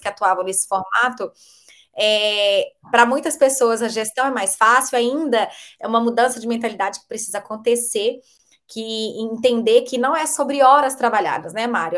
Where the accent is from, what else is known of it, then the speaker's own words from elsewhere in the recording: Belo Horizonte, Minas Gerais, Brazil; eu sou de Belo Horizonte mineirinha